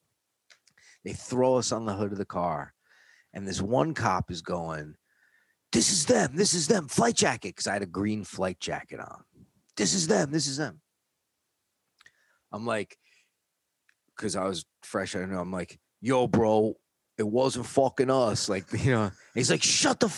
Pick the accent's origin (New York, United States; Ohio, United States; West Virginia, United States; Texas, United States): New York, United States; accent: New York; moved away as an adult; now in California, United States; my accent is used to be a lot thicker, New York accent. And if I get really mad, my kids and my wife will tell me it comes out more, you know, or if I'm talking to other people from New York